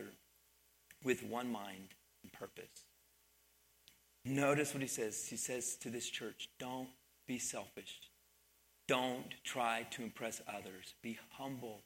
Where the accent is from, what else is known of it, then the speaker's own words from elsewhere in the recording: Pennsylvania, United States; moved away as an adult; also born or lived in Missouri; I grew up in Pennsylvania